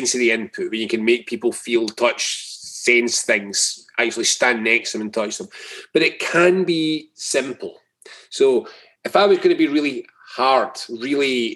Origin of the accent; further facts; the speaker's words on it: Scotland, United Kingdom; I'm Scottish.